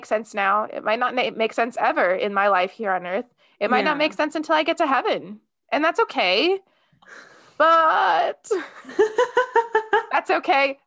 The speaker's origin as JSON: {"language": "English", "area": "Nebraska and Kansas", "region": "Midwest", "country": "United States", "tie": "born or raised there", "also_born_or_lived": "New Jersey", "moved": "as an adult", "said": "I grew up in the Midwest. I grew up in Nebraska and Kansas."}